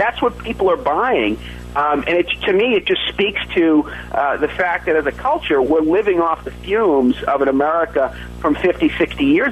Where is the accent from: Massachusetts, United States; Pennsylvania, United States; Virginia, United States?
Massachusetts, United States; a prep school in my home state of Massachusetts